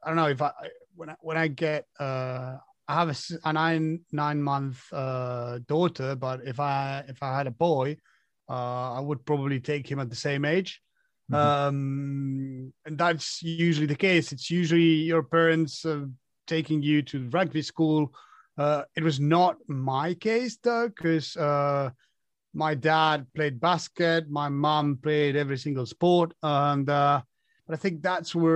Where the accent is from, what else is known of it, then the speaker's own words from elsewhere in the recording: Argentina; moved away; Argentina is my home. My family is there.